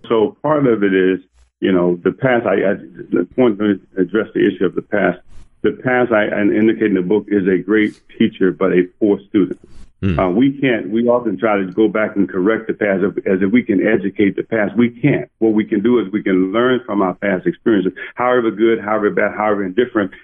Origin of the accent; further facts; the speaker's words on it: Parkdale, Arkansas, United States; moved away; I grew up in Parkdale, Arkansas, where then the population was 425